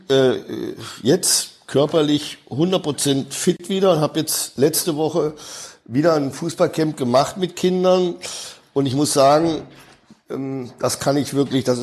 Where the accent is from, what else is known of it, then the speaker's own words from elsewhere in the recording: Dortmund, North Rhine-Westphalia, Germany; als ich in meine Heimatstadt zurückkomme nach dem Dschungelcamp. Ich weiß noch damals in McDonald's in Dortmund ist der ganze Verkehr zusammengebrochen